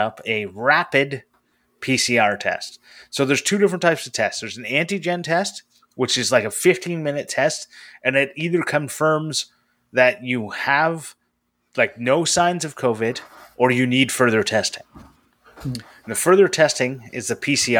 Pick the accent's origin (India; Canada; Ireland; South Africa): Canada